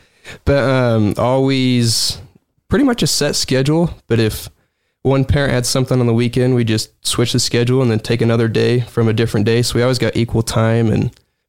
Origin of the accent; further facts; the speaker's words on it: Plain City, Utah, United States; also born or lived in West Haven; now in South Weber, United States; Well, born in Plain City, then moved to West Haven and then ended up in South Weaver about 6 years ago.